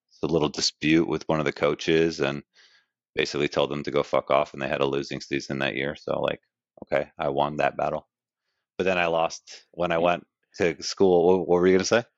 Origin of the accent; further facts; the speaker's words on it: Glen Cove, New York, United States; I grew up uh in Glen Cove, Long Island. So I was born in New York City. Uh, baby, was out on Long Island where my parents lived. Grew up there.